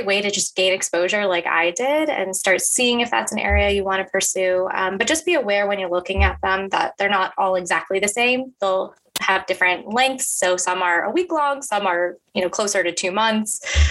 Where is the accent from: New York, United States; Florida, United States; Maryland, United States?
Maryland, United States; Baltimore; I grew up in the Baltimore area